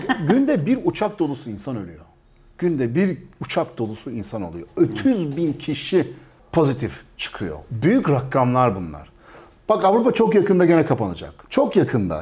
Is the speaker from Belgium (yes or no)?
yes; Belgium; moved away as an adult; now in Turkey; ben şimdi Belçika'da doğdum büyüdüm